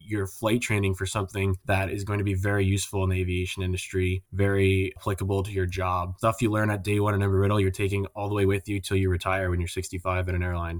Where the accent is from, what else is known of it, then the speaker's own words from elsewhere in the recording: Albuquerque, New Mexico, United States; moved away as an adult; also born or lived in Daytona Beach, Florida; I grew up in Albuquerque, New Mexico, which is kind of a non-traditional hockey market